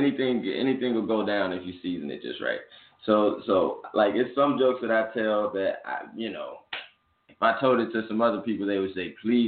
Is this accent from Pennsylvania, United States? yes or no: no; Arlington, Texas, United States; also born or lived in Fort Worth / Mississippi; I'm from Arlington. I'm from Arlington, Texas. I was born in Fort Worth, moved to Arlington shortly after, moved to Mississippi shortly after.